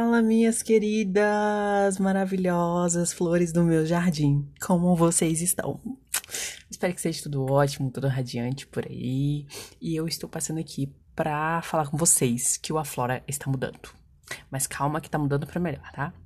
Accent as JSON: {"language": "Portuguese", "region": "Minas Gerais", "country": "Brazil", "said": "como boa mineira que sou"}